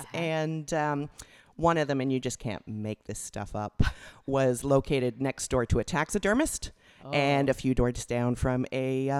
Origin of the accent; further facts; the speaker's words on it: Canada; moved away as an adult; also born or lived in England; prior to that, I was from Canada.